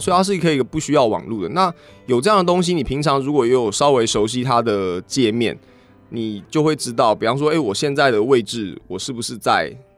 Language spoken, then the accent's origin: Chinese; Xindian, New Taipei, Taiwan; 因为我老家是在新店，嗯哼。就从小居住的地方应该算城市的边缘